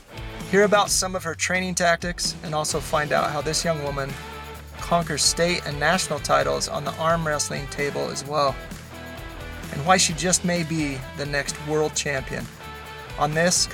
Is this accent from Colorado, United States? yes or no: yes; Del Norte, Colorado, United States; I grew up in a little bit bigger town of Del Norte